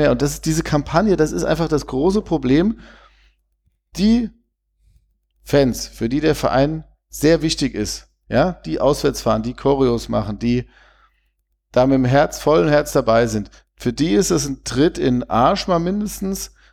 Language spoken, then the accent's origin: German; Vienna, Austria; ich komme ja aus Wien und bin auch früher auf den Halberg gegangen